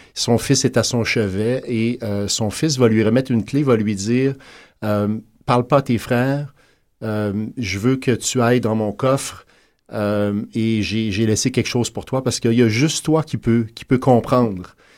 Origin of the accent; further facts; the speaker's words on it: Quebec, Canada; on est des Québécois, mais on est également des gens qui habitent en Amérique